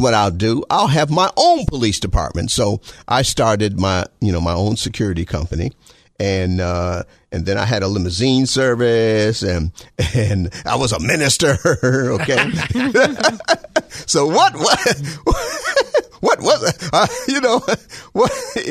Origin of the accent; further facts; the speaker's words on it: Detroit, Michigan, United States; I grew up in the Motor City, Detroit, Michigan